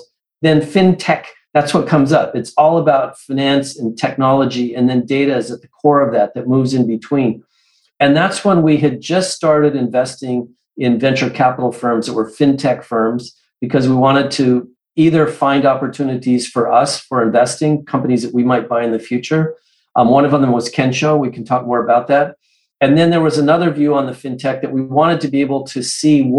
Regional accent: Santa Fe, New Mexico, United States; moved away; when I was growing up in Santa Fe, New Mexico as a little kid

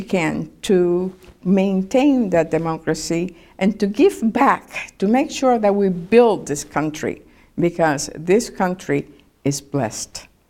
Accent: Cuba; now in Lakeland, United States; I grew up in Cuba from, uh, the time that Castro was there in nineteen fifty-nine through nineteen seventy

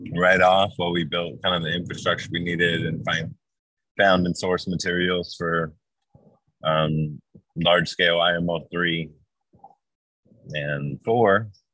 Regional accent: Hawaii, United States; It's where I grew up in Hawaii

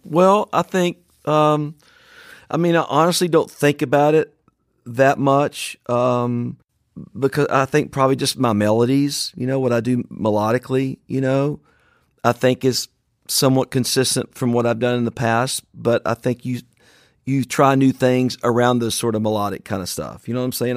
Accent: Franklin, Tennessee, United States; recorded in a warehouse in my hometown of Franklin, Tennessee

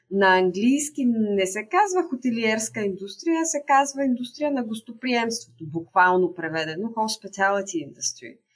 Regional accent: Bulgaria; ние още имаме това самочувствие за себе си като българи

